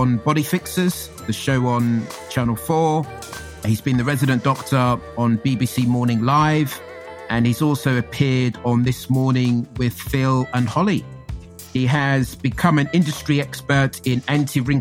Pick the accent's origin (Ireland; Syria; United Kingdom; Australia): United Kingdom; London; I grew up in Hackney